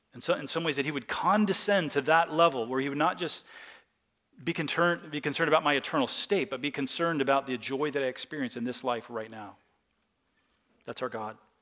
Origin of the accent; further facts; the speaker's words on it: United States; as American Christians